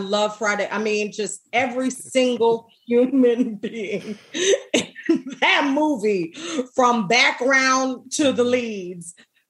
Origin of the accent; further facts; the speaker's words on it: Jamaica; I'm Jamaican.